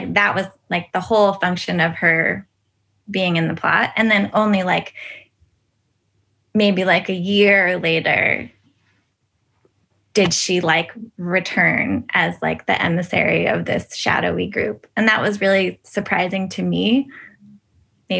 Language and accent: English; California, United States; growing up in California